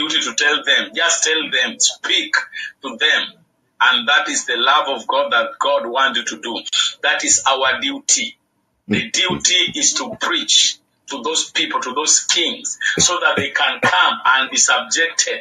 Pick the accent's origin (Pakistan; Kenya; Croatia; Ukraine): Kenya; I'm from Kenya